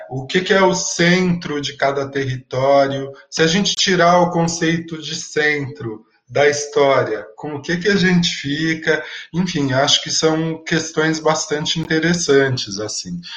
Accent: São Paulo, Brazil; Eu venho da periferia da Zona Sul de São Paulo

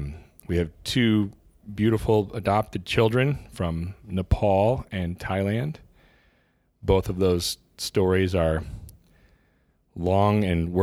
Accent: Illinois, United States; I'm a Midwest guy. I grew up in Central Illinois amidst a bunch of cornfields.

